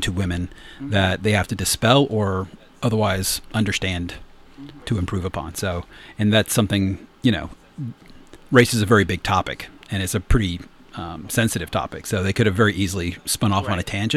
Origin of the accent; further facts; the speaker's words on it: the South, United States; I grew up in the South as well